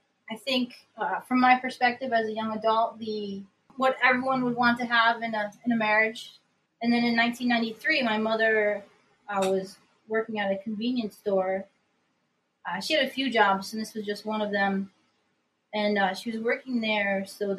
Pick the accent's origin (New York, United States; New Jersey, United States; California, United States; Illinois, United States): New York, United States; Upstate; I'm from Upstate New York